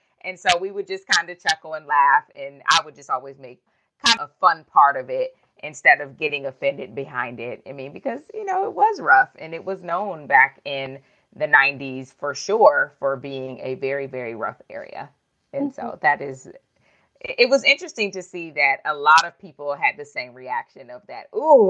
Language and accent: English; Youngstown, Ohio, United States; moved away as an adult; now in Washington, D.C., United States; I am originally from Youngstown, Ohio, and we call it the Yo. I was born and raised in Youngstown, Ohio.